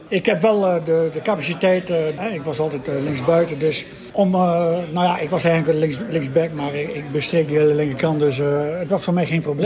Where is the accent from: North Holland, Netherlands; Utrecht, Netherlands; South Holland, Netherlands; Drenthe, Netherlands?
Drenthe, Netherlands; moved away as an adult; also born or lived in Arnhem; ik kom uit Drenthe.